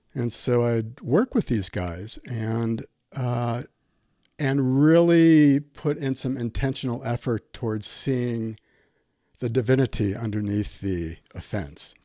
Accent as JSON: {"language": "English", "town": "Milwaukee", "region": "Wisconsin", "country": "United States", "tie": "born or raised there", "also_born_or_lived": "Albuquerque", "moved": "as an adult", "said": "born and raised in Milwaukee"}